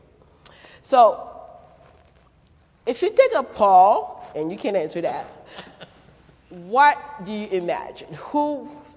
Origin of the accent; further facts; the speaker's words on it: Haiti; accent: French, Haitian, Creole, Brooklyn, New York accent; moved away; also born or lived in Manhattan, New York / Connecticut; I was born in Manhattan, but I grew up in Haiti, so I would spend a school year in Haiti and the summers in New York. So the accent that you're picking up is a French, Haitian, Creole, Brooklyn, New York accent.